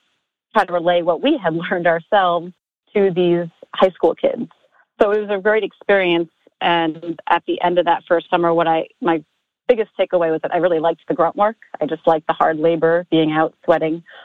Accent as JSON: {"language": "English", "town": "Amityville", "region": "New York", "country": "United States", "tie": "born or raised there", "said": "Amityville, which was my hometown"}